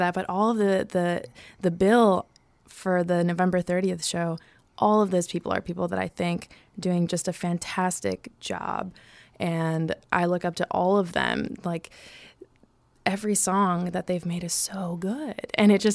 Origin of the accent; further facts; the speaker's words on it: Chicago, Illinois, United States; moved away as an adult; also born or lived in New York; I'm from here and I've been here for a long time